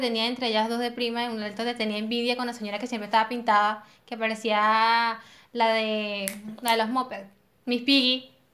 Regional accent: Venezuela; nosotros somos así, los venezolanos tenemos muchas creencias

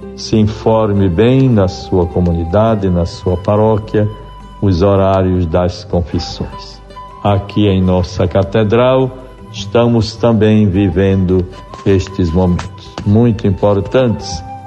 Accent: Tangará, Rio Grande do Norte, Brazil; Tangará, na década de 60 no período em que se instalava ali naquela cidade, a minha terra natal

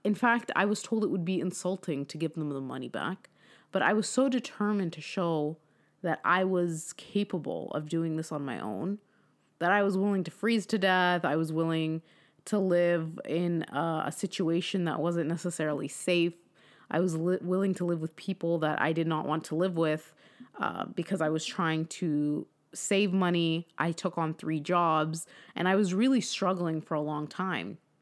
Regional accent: California, United States; moved away; I'm from California

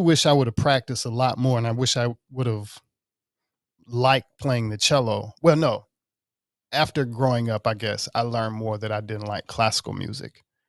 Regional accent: Mississippi, United States; moved away; I'm originally from Mississippi

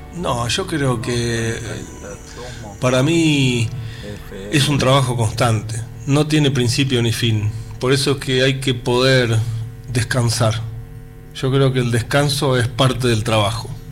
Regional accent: Buenos Aires, Argentina; Buenos Aires es mi pueblo

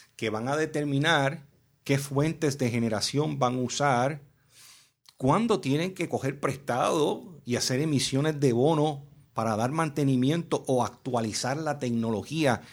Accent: Puerto Rico; Yo nací en Puerto Rico

